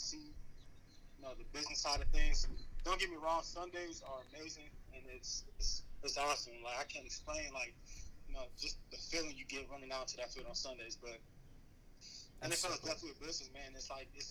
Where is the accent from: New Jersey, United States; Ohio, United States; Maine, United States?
Ohio, United States; Cincinnati; born or raised there